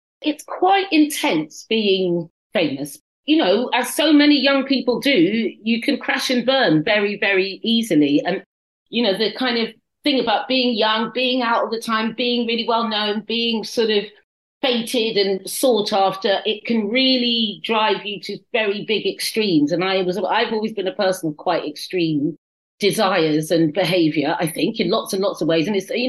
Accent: Paddington, London, United Kingdom; born there; also born or lived in Kent / Cyprus / Norfolk / Suffolk; I was born in Paddington, and then I went to Kent, and then I went to Cyprus, and then I came to Norfolk, good God, and then Suffolk, good God.

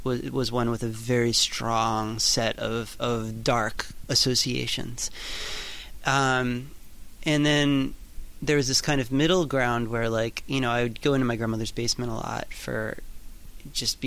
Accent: New York, United States; I grew up in New York

